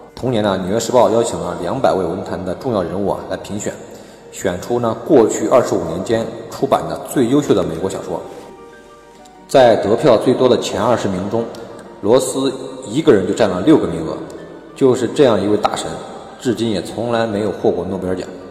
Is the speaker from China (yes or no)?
yes; China; 我们中国人